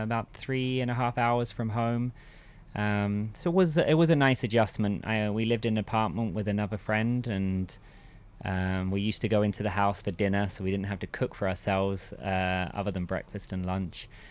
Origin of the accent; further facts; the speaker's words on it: Bishop's Stortford, East of England, United Kingdom; I grew up in England. Um, actually, pretty much in the same village where I am now, um, which is Bishop Stortford, next to Stansted Airport